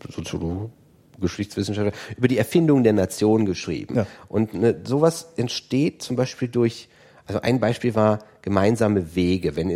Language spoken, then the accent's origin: German; Aachen, North Rhine-Westphalia, Germany; ich habe das in, in Aachen, ich komme aus Aachen, äh, war es natürlich so, dass man sich auch in Holland aufgehalten hat.